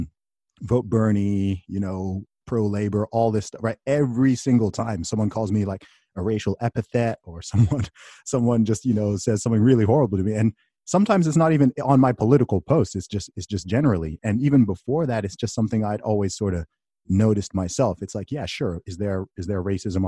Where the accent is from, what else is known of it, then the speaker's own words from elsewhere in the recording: United Kingdom; I'm saying this as a Brit, right? I'm overseas